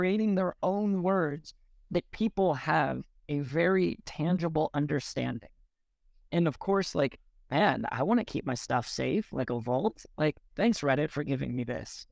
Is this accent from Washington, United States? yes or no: yes; Seattle, Washington, United States; I grew up in Seattle